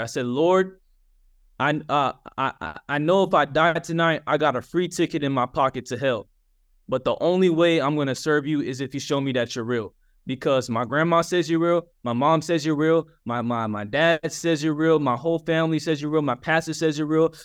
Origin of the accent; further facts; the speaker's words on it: Atlanta, Georgia, United States; I'm from Atlanta, Georgia